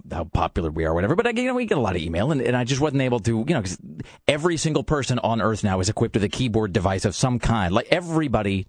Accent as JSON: {"language": "English", "town": "Kennewick", "region": "Washington", "country": "United States", "tie": "born or raised there", "moved": "yes", "lives_now": "Portland, United States", "said": "Kennewick is my hometown. It's this tiny little fly speck, and it's in southeastern Washington."}